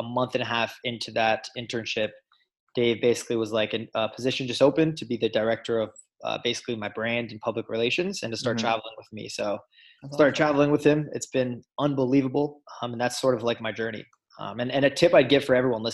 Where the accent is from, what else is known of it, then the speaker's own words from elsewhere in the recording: Los Angeles, California, United States; moved away as an adult; also born or lived in Michigan; I grew up in Los Angeles, California